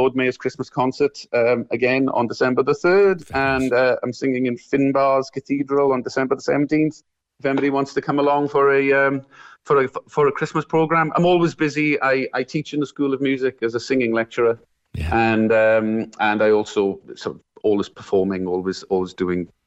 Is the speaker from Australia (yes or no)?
no; Merthyr Tydfil, Wales, United Kingdom; I'm from the South Wales Valleys, a place called Merthyr Tydfil, the head of the valleys